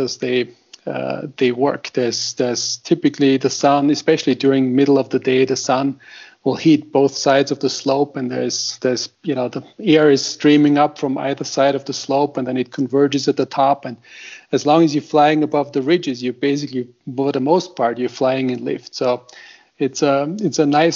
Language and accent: English; Austria; now in Boulder, United States; I grew up in Austria